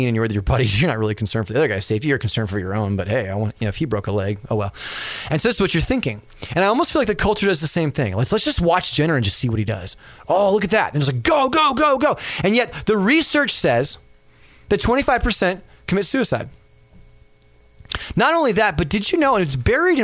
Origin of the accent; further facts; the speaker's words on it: Los Angeles, California, United States; And I remember when I was a kid, and we'd all like, you know, run around the mountains and stuff like that. And we grew up in San Fernando Valley in California.